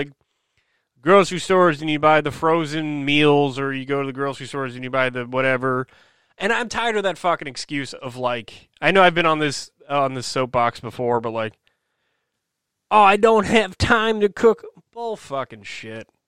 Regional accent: New Jersey, United States; I'm from New Jersey

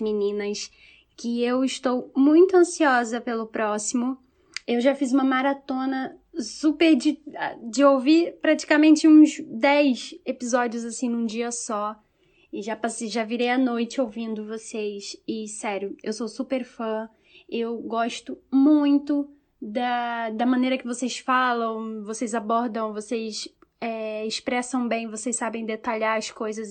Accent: Rio de Janeiro, Brazil; now in Lisbon, Portugal; eu sou do Rio de Janeiro, mas eu vivo em Lisboa, Portugal

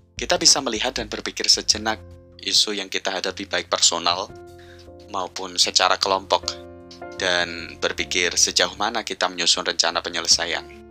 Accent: Central Java, Indonesia; desa tetangga kampung saya di Jawa Tengah

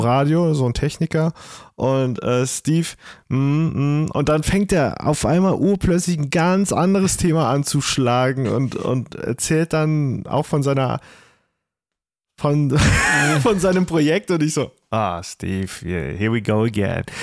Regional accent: Trier, Rhineland-Palatinate, Germany; ich komme aus Trier.

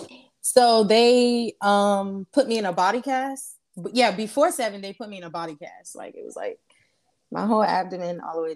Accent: Charleston, South Carolina, United States; also born or lived in Georgia; I am originally from Charleston, but I was born in Georgia

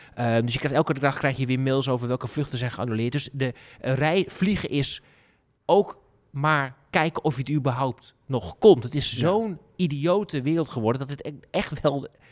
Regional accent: Groningen, Netherlands; Dat bepalen wij toch als, als, als Groningers

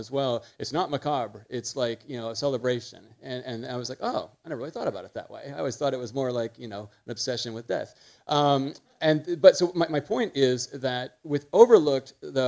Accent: United States; I'm such an American

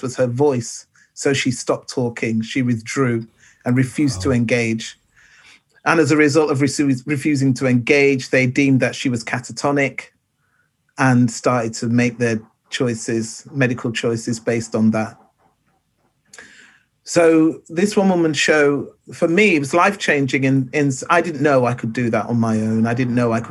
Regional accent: Manchester, North West England, United Kingdom; moved away; also born or lived in London; originally I'm from Manchester, but at that time I was lost. I was living in London

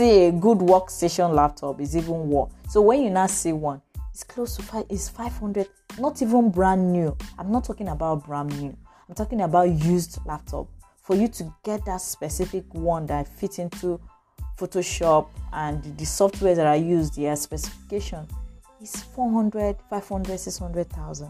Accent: Lagos, Nigeria; I grew up in Lagos, and from one family to the other.

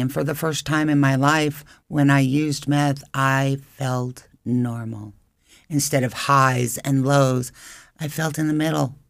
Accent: Albuquerque, New Mexico, United States; moved away as an adult; also born or lived in Phoenix, Arizona; now in Idaho Falls, United States; I was born and raised in Albuquerque, New Mexico, and I was currently living in Phoenix for many years.

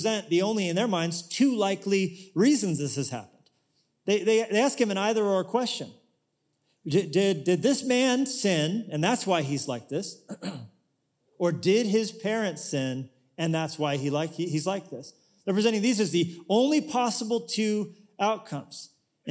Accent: United States; we're from America

